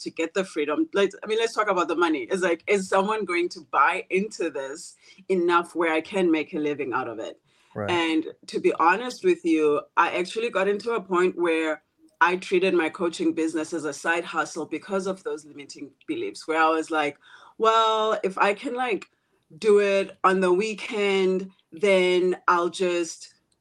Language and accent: English; South Africa; moved away as an adult; also born or lived in South Korea / Malaysia / Thailand / Philippines; now in Seattle, United States; I'm from a small village town in South Africa. And the story of being raised by a poor priest